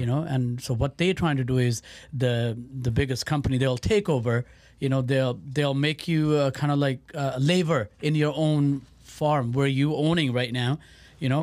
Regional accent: Surrey, British Columbia, Canada; moved away as an adult; also born or lived in Birmingham, United Kingdom; I grew up in Surrey, uh, you know, um, Vancouver area

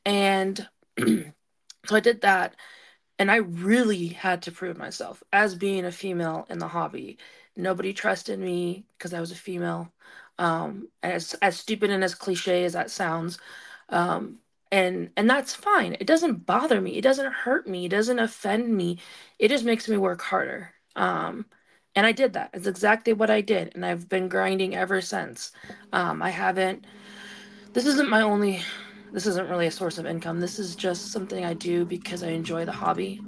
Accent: Portland, Oregon, United States; moved away as an adult; now in Montana, United States; I was basically born and raised in Portland, Oregon.

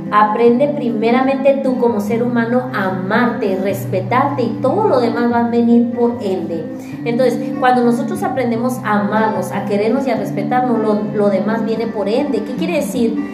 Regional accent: Baja California, Mexico; now in Monterrey, Mexico; yo vengo de Baja California

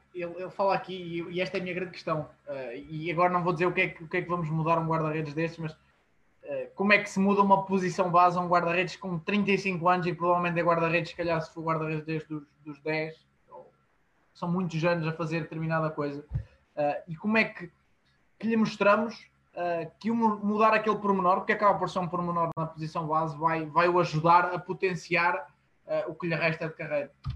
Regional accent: Portugal; como, como portugueses

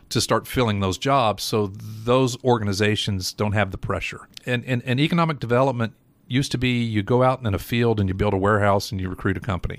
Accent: Johnson City, Tennessee, United States; moved away as an adult; also born or lived in Nashville; I grew up in Johnson City, uh, graduated Science Hill, uh, went to E T S U

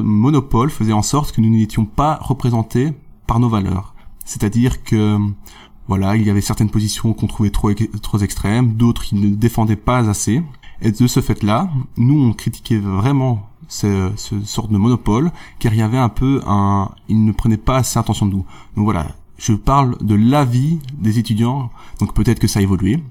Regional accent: Namur, Wallonia, Belgium; je viens de Namur, donc j'ai fait mon bachelier à l'UNAMUR

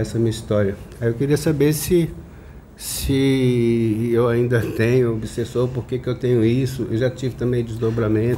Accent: São Paulo, Brazil; also born or lived in Minas Gerais; Eu sou de São Paulo, nascido em Minas

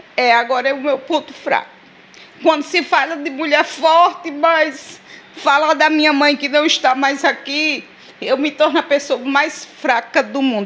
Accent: Sousa, Paraíba, Brazil; moved away as an adult; also born or lived in São Paulo; nasci e me criei aí no Alta Rodoviária

